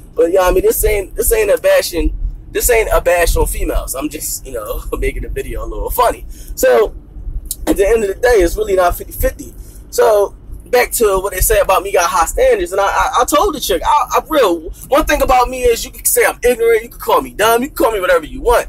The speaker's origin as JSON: {"language": "English", "town": "Philadelphia", "region": "Pennsylvania", "country": "United States", "said": "I'm from Philly"}